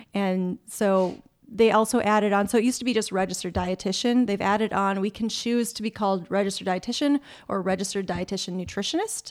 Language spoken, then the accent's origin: English; Minnesota, United States; moved away as an adult; also born or lived in Wisconsin; now in California, United States; I'm originally from Minnesota.